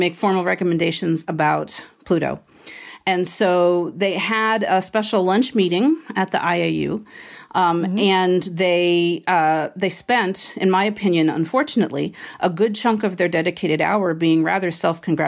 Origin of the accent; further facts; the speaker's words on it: Washington, D.C. area, District of Columbia, United States; I grew up in the Washington, D.C. area where football is king